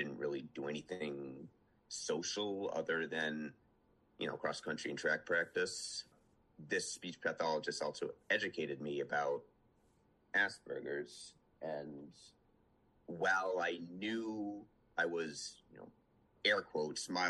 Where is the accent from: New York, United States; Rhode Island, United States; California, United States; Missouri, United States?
Rhode Island, United States; Western; also born or lived in Omaha, Nebraska; When I was eight, my family moved from Omaha, Nebraska to Western Rhode Island. I was born in Rhode Island, but moved out there like before I could, when I was like not even two.